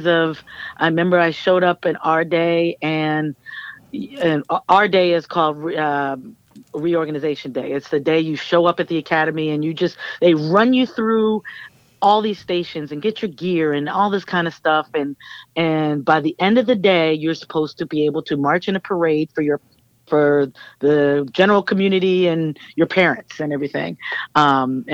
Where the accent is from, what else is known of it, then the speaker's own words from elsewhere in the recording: Columbia, Maryland, United States; also born or lived in Springfield, Massachusetts; I grew up in Columbia, Maryland. I wasn't born there. I was born in Springfield, Massachusetts, but my parents were federal government workers, so we moved around a lot, and then we finally settled